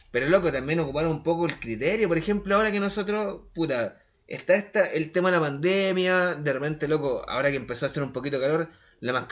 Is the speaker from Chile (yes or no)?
yes; Chile; soy chileno, po, weón. Soy chileno.